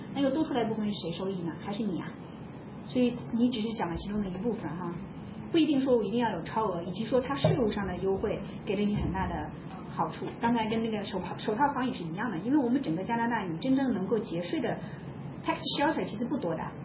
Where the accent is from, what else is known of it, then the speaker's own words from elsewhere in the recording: China; 我们中国人都这么想的